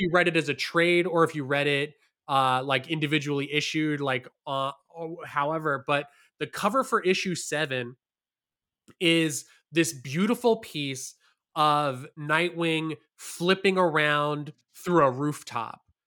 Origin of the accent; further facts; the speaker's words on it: Hamilton, Ontario, Canada; moved away; I grew up in Hamilton, which is a city about an hour away from Toronto